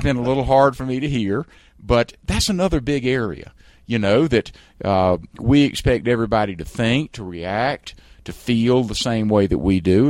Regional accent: South Carolina, United States; accent: South Carolina; moved away as an adult; also born or lived in San Francisco; I was a trial lawyer in South Carolina. I'm sure you can tell by my accent.

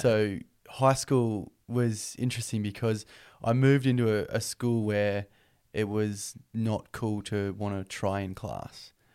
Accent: Newcastle, New South Wales, Australia; also born or lived in Singleton, New South Wales; at the age of five years old, we moved down to Newcastle

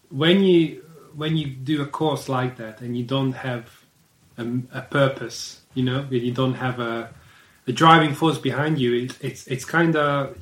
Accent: Hungary; moved away as an adult; now in United Kingdom; I'm from Hungary. I've been living in the UK for 13 years, so since 2010.

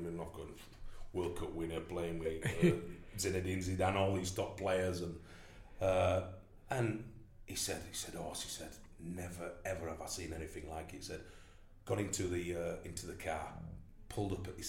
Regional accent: Barnsley, Yorkshire and the Humber, United Kingdom; I'm from Barnsley.

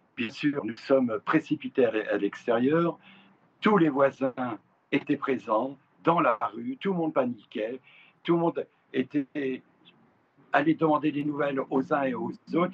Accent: France; now in Marrakech, Morocco; nous sommes français du Maroc, mais ça fait 20 ans que nous habitons le Maroc.

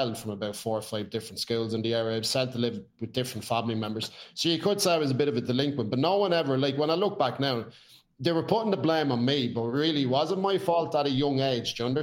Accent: Ireland; grew up in a bit of a madhouse. It was what it was back then, which was fair. You know, you're an Irish home that like to drink.

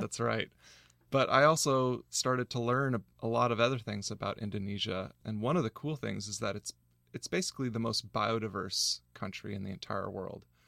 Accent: San Diego County, California, United States; I grew up in San Diego County, uh, back before they had developed all the natural land.

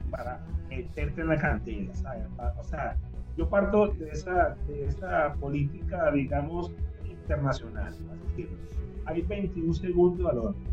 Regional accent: Argentina; Yo soy obviamente del rock argentino, yo soy argentino

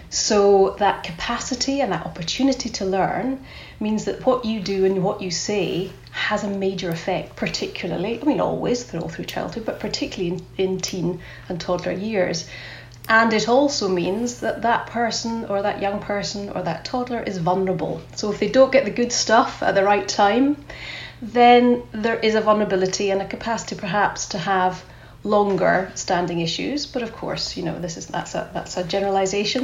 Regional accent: Scotland, United Kingdom; accent: Scottish; You can tell I'm … from my Scottish accent

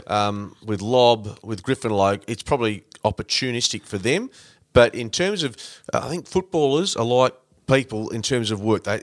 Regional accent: Busselton, Western Australia, Australia; born and bred in Busselton.

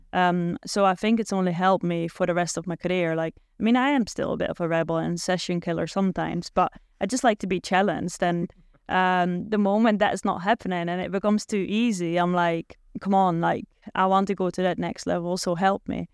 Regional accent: Netherlands; accent: Dutch; English is a second language; moved away as an adult; also born or lived in Germany; they weren't always happy with my accent 'cause I did still sound a bit Dutch

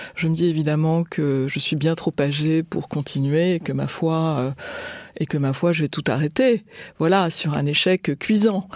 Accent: France; Je suis née et grandi en France

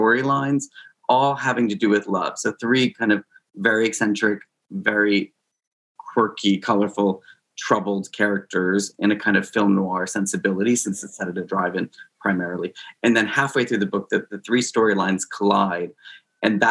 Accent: Connecticut, United States; moved away; I grew up in Connecticut.

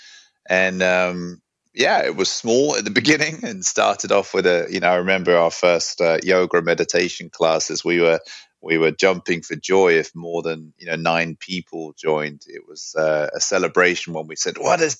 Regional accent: London, United Kingdom; also born or lived in New York / Hong Kong / San Francisco; now in Sweden; I grew up in London.

